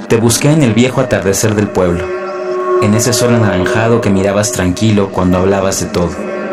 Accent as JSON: {"language": "Spanish", "region": "Mexico City", "country": "Mexico", "tie": "born there", "said": "nací en la Ciudad de México en el año de 1989"}